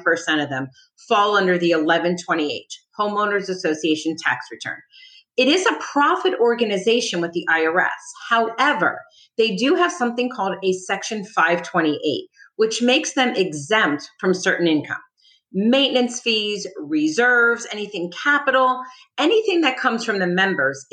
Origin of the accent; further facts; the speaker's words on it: New Jersey, United States; moved away as an adult; now in Palm Beach County, United States; I'm originally from New Jersey. I moved down